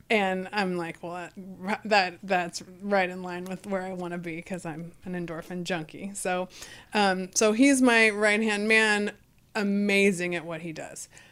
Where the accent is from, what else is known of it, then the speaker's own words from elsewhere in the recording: Fresno, California, United States; growing up in Fresno